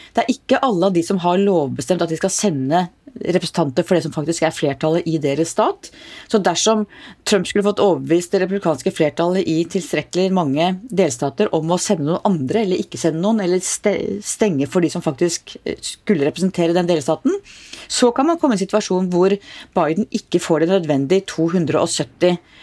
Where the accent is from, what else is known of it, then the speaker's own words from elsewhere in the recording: Oslo, Norway; Jeg vokste opp i Oslo.